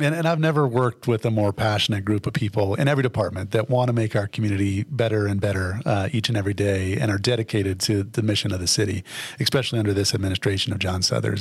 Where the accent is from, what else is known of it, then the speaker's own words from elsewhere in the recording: Fremont County, Colorado, United States; moved away as an adult; I'm a native of Colorado. I grew up in Fremont County.